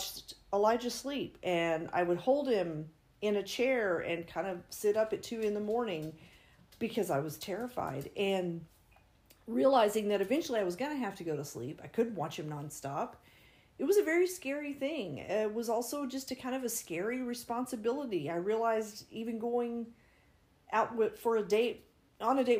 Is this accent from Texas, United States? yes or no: yes; West Texas, United States; I grew up in West Texas, rancher father.